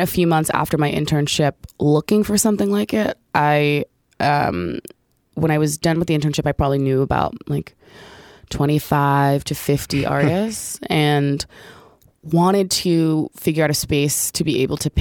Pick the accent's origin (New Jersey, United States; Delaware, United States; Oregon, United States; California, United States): New Jersey, United States; Orange; I grew up in Orange, New Jersey, which is a suburb about 15 minutes outside of Newark